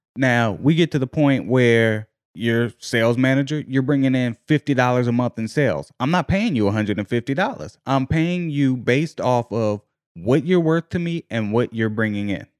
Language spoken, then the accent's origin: English; Virginia, United States; I'm from Virginia.